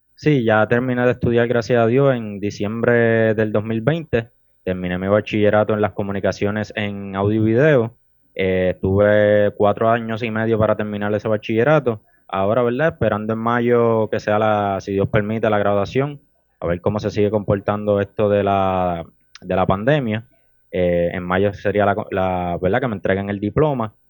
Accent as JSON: {"language": "Spanish", "town": "Las Piedras", "country": "Puerto Rico", "also_born_or_lived": "Humacao", "said": "actualmente tengo 22 años y vivo en el pueblo de Las Piedras"}